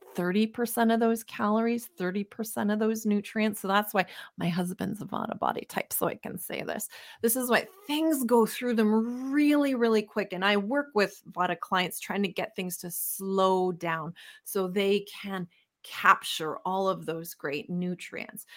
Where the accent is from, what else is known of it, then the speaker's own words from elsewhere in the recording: Winnipeg, Manitoba, Canada; moved away as an adult; also born or lived in Calgary / Southern California; we're born and raised in Winnipeg, Manitoba, love living in Canada